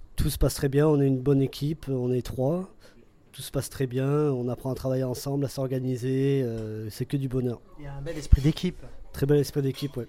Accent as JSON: {"language": "French", "area": "Dordogne", "region": "Nouvelle-Aquitaine", "country": "France", "tie": "born or raised there", "also_born_or_lived": "England / Australia", "moved": "as an adult", "lives_now": "Paris, France", "said": "je suis originaire de Dordogne."}